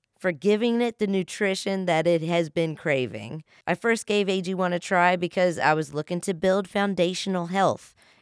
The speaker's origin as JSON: {"language": "English", "region": "West Virginia", "country": "United States", "said": "I'm from West Virginia"}